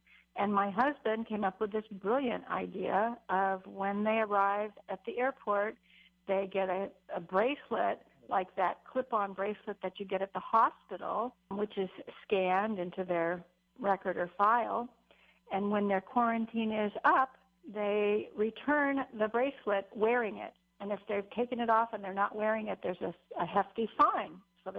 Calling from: Kauai, Hawaii, United States; I'm calling from Kauai.

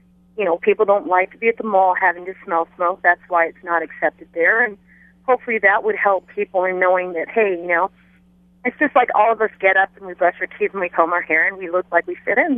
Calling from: Kona, Hawaii, United States; I'm calling from the Big Island.

